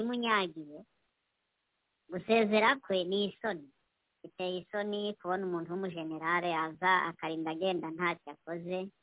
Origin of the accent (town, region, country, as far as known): DR Congo